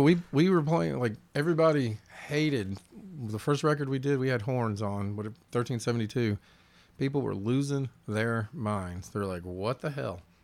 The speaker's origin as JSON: {"language": "English", "region": "the South", "country": "United States", "said": "as a Southerner"}